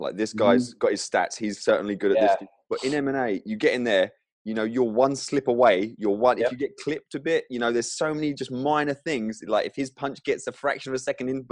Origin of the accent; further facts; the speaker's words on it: England, United Kingdom; I come from England.